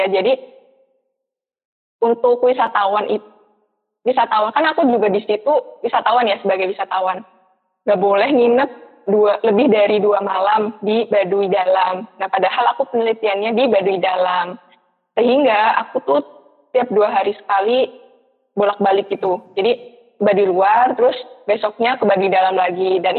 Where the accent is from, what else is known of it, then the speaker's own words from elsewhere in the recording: Purwokerto, Central Java, Indonesia; Terus finansial juga karena aku kan dari PWT ya terus harus bolak-balik beberapa kali ke Bandung juga gitu.